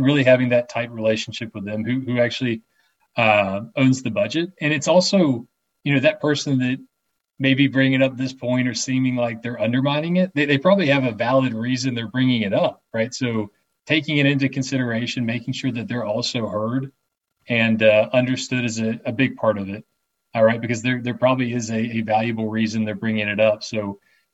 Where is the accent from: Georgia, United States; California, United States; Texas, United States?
Georgia, United States; Atlanta; A lot of us are born and raised in Atlanta here as well